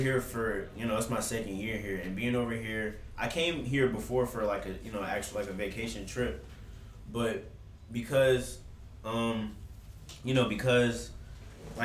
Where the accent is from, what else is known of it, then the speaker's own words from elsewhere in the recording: Atlanta, Georgia, United States; moved away as an adult; also born or lived in Washington, D.C.; now in United Arab Emirates; I was born in D.C., but I was raised and lived in Georgia, Atlanta, Georgia, for a large majority of my life